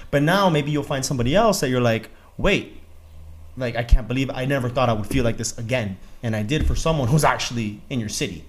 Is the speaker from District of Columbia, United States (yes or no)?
no; Miami, Florida, United States; I'm from Miami